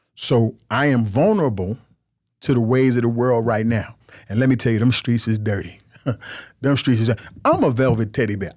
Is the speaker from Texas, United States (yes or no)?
no; New York, United States; I grew up in New York. This how we talk. I grew up, uh, uh, Jamaican and Nigerian